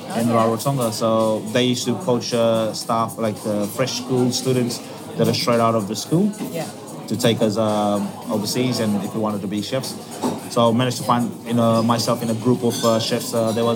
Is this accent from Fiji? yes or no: yes; Lautoka, Western Division, Fiji; moved away as an adult; also born or lived in Washington, D.C.; now in Adelaide, Australia; moved from my hometown, Lautoka, which is in the west of Fiji